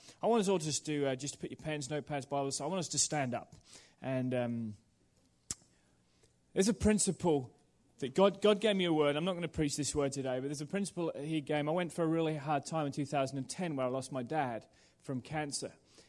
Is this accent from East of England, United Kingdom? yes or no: yes; Norwich, East of England, United Kingdom; born there; I was born in England with Phil in the same church in a place called Norwich. And I went over to Australia to study